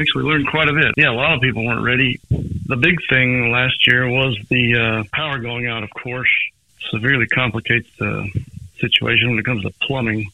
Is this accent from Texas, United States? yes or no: yes; Princeton, Texas, United States; I grew up around Princeton